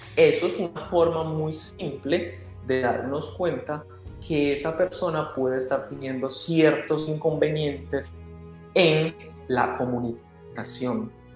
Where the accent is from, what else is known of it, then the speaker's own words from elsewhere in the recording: Colombia; moved away as an adult; now in Canada; Si yo estoy en Canadá, soy colombiano